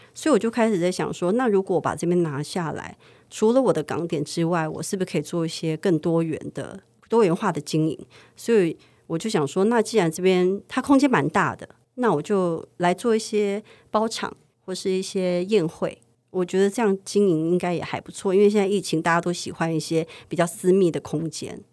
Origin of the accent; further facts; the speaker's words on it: Taipei, Taiwan; 因为我们是西区长大的